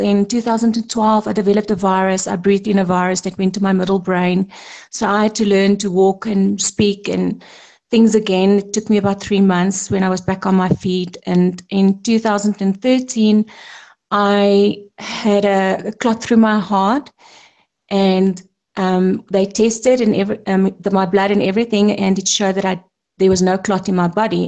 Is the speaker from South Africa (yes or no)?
yes; South Africa; I'm a South African, proudly South African